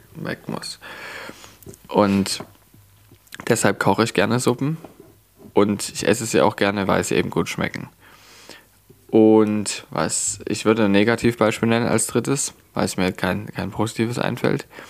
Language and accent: German; Leipzig, Saxony, Germany; Ich bin in Leipzig geboren und aufgewachsen. Ich habe nie woanders wirklich großartig gewohnt